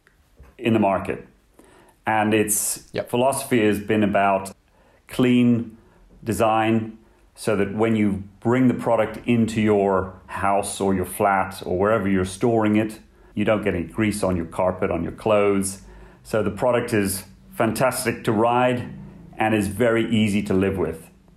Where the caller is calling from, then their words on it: Chessington, London, United Kingdom; From the UK, headquarters here in Chessington. It's about 10 miles south of the centre of London.